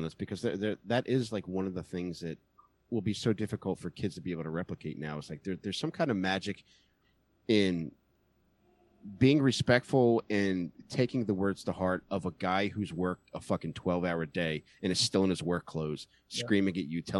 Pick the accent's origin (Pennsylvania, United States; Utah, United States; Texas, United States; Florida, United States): Pennsylvania, United States; Upper Darby; Upper Darby.